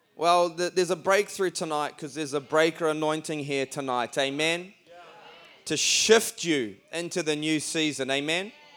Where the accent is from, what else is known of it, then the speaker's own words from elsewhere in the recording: Auckland, New Zealand; we come all the way from Auckland. That's not Oakland, that's Auckland.